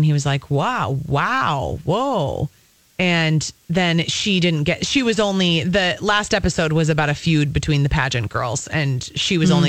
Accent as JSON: {"language": "English", "town": "Apple Valley", "region": "Minnesota", "country": "United States", "tie": "born or raised there", "also_born_or_lived": "Cambridge", "said": "I'm born and raised here. I mean, I was born in Cambridge. I grew up in Apple Valley."}